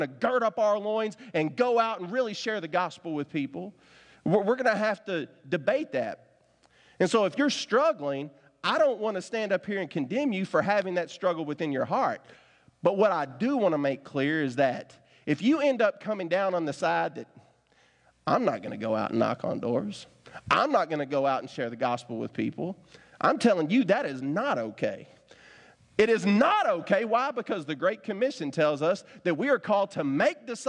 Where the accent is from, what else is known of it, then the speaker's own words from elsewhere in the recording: Winchester, United States; I grew up in Winchester, so I got just enough a country boy in me